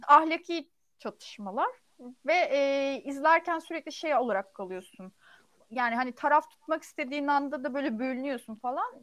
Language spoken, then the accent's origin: Turkish; Turkey; biz Türk olduğumuz için